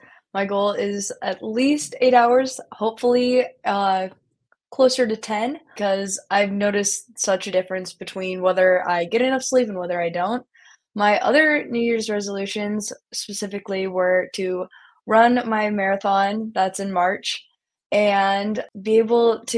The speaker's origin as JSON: {"language": "English", "town": "Johnston", "region": "Iowa", "country": "United States", "said": "I'm from Johnston, Iowa, and I'm a senior"}